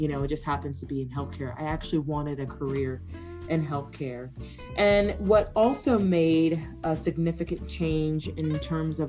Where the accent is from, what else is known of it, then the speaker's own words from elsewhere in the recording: Jacksonville, Florida, United States; now in Texas, United States; I am a native Floridian. I grew up in Jacksonville, Florida